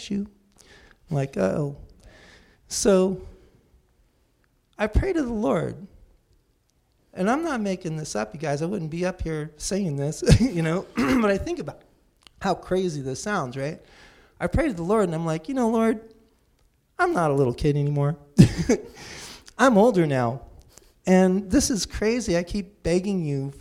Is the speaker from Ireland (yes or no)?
no; Santa Cruz, California, United States; born or raised there; also born or lived in San Jose